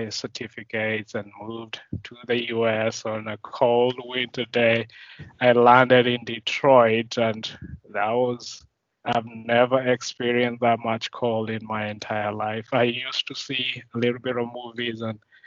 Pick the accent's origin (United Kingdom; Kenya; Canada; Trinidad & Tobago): Kenya; moved away as an adult; now in United States; I grew up in Kenya